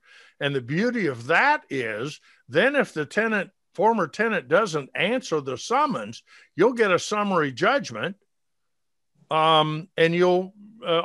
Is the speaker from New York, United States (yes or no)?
no; Atlanta, Georgia, United States; Those of you that grew up here, which I did.